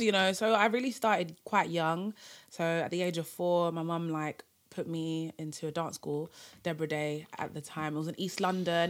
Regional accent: Cameroon; I'm from Cameroon, um, Francophone, African country

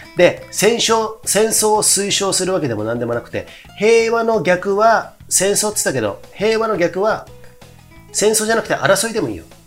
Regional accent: Komae, Tokyo, Japan; 東京狛江市っていうとこ僕出身なんですけど

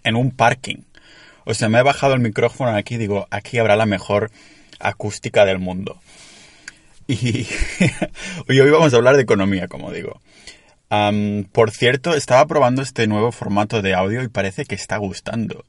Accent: Catalonia, Spain; accent: Catalan; tengo un acento catalán que te flipas

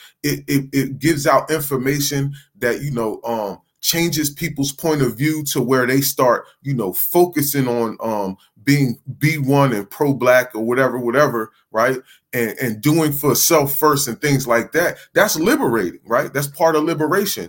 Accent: New Jersey, United States; I'm from New Jersey

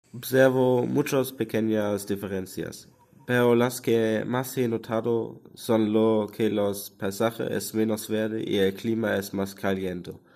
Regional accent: Germany; Spanish is a second language; de Alemania y tengo 16 años

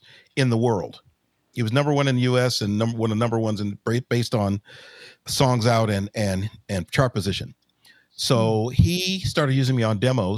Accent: Los Angeles, California, United States; Grew up in South Central Los Angeles.

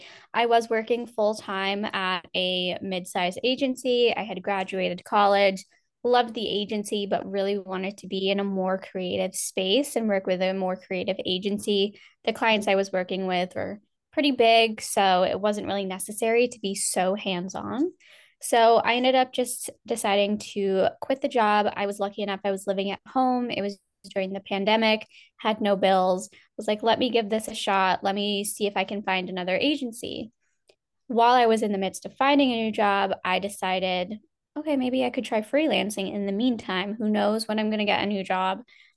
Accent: Northeast, United States; I'm from Jersey, New York, Pennsylvania. I'm from the Northeast. Never really know how to answer that one.

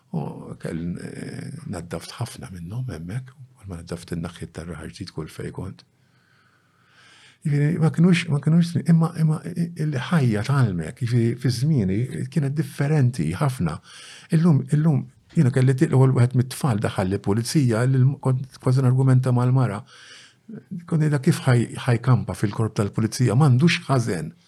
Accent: Bormla, Malta; trabbejt f'waħda mill-arbiċċiet forsi ta' Bormla, viċin Santa fiċin Verdala, Bronx City.

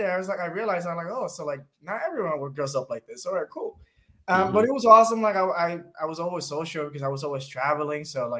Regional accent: Passaic, New Jersey, United States; also born or lived in Dominican Republic; did half of high school in the Dominican Republic, and I finished high school in New Jersey. Okay. I grew up in Passaic, New Jersey, which is the hood, for lack of better words.

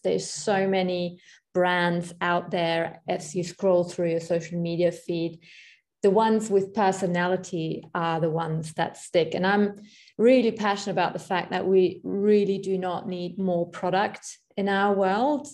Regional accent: Germany; moved away; I am from Germany

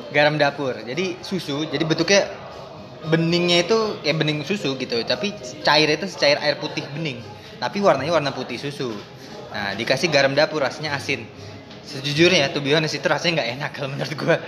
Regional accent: East Kalimantan, Indonesia; Gue sebenarnya orang Kalimantan Timur

